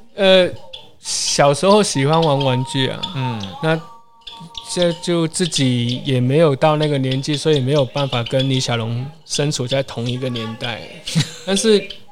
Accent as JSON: {"language": "Chinese", "country": "Hong Kong", "moved": "yes", "lives_now": "Taiwan", "said": "可能大家在在台湾生活久了，嗯、就是呃，因为他我们的的交交朋友的圈子都不会是香港人啊。嗯、可可是久而久之你，你你会发现，哎，我好久没有讲广东话了"}